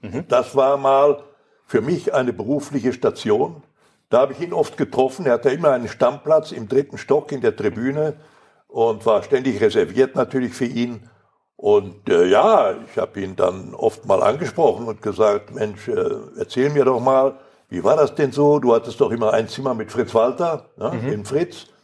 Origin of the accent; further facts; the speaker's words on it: Recklinghausen, North Rhine-Westphalia, Germany; first language Polish; also born or lived in Poland; bis wir wieder in Recklinghausen waren